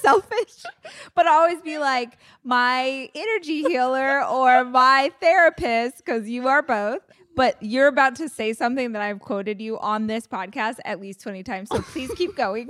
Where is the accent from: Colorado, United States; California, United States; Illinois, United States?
California, United States; Bakersfield; I tell people I'm from Bakersfield, but I actually lived probably forty minutes away from the city out in the country